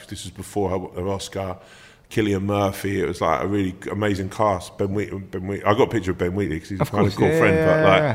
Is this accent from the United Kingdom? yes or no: yes; London, United Kingdom; also born or lived in Sutton; I come from South London